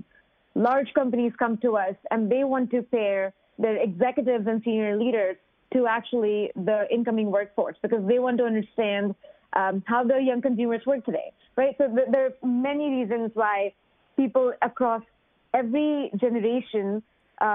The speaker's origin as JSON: {"language": "English", "country": "India", "tie": "born or raised there", "moved": "as an adult", "lives_now": "United States", "said": "I grew up in India in a family where women were not allowed to work"}